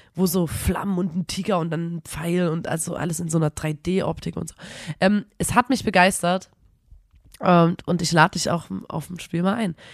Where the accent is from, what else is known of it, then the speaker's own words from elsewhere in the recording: Erzgebirge, Saxony, Germany; wir sagen im Erzgebirge, sagen wir Uhieschen